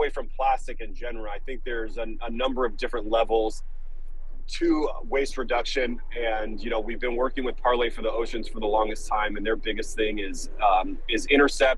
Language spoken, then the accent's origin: English; Los Angeles, California, United States; born or raised there